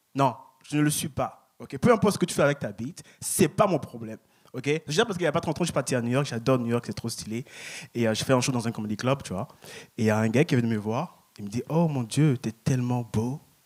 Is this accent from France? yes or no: yes; Paris, Île-de-France, France; now in Montreal, Canada; je viens de Paris, je viens de France